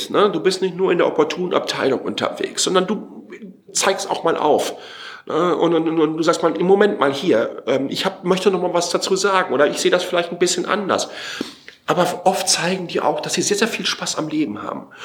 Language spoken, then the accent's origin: German; Waltrop, North Rhine-Westphalia, Germany; Ich bin aufgewachsen in Waltrop, Kreis Recklinghausen, 15 Kilometer nordöstlich von äh, Dortmund, direkt neben kastrop rauxe ähm, Also das östliche Ruhrgebiet. 32.000 Einwohner.